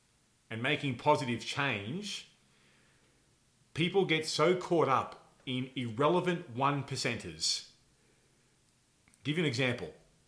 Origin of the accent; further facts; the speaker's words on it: Texas, United States; Oh, yes. I'm from Texas.